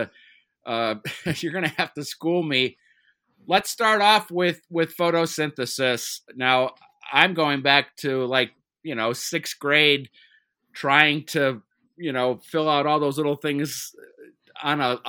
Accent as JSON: {"language": "English", "town": "Cleveland", "region": "Ohio", "country": "United States", "tie": "born or raised there", "moved": "yes", "said": "my hometown of Cleveland"}